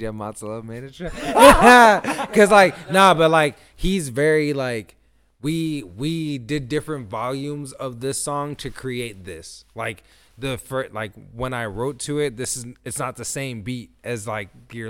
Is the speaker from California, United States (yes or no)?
yes; Pomona, California, United States; now in Chino, United States; Well, Chino, and Pomona, then Diamond Bar. Pomona is where I grew up at, like high school.